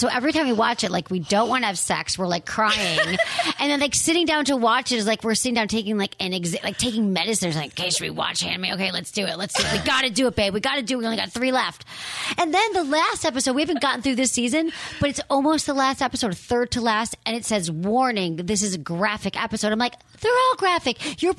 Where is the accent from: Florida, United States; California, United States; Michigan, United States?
Michigan, United States; Farmington Hills; now in San Francisco, United States; I'm from Michigan. I'm from a town called Farmington Hills.